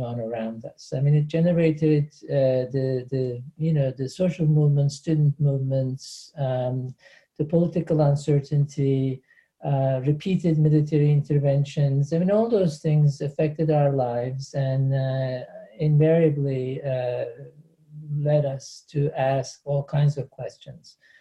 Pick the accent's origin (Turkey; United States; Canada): Turkey; Antakya, Hatay; moved away as an adult; in Turkey, I am from Antakya.